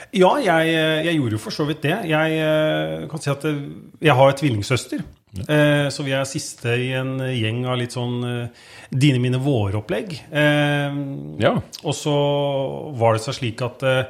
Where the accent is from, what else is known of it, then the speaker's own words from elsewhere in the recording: Skien, Telemark, Norway; jeg er født og oppvokst i Skien. Er opprinnelig eh, Kleiva-gutt